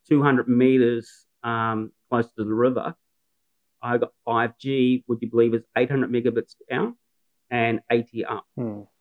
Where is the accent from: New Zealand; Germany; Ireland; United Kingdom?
New Zealand; moved away as an adult; now in Newcastle, Australia; I'm a Kiwi